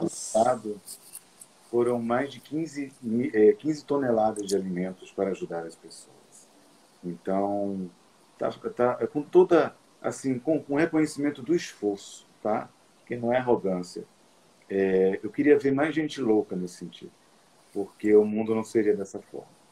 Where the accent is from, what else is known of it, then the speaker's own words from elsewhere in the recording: Olinda, Pernambuco, Brazil; eu, eu, nasci em Olinda